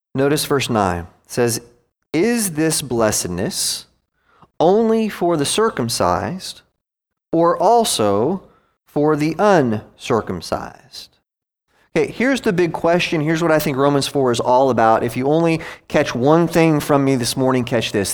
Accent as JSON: {"language": "English", "country": "United States", "also_born_or_lived": "Gwinnett County, Georgia", "said": "I'm an American"}